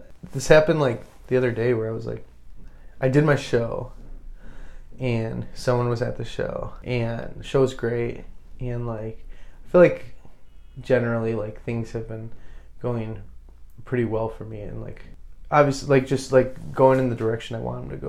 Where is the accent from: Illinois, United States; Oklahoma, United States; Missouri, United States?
Illinois, United States; Chicago